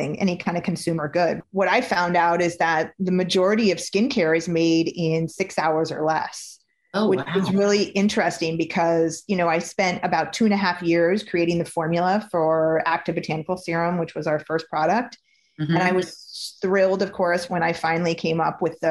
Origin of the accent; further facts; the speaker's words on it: Napa Valley, California, United States; coming from where I was coming from Napa Valley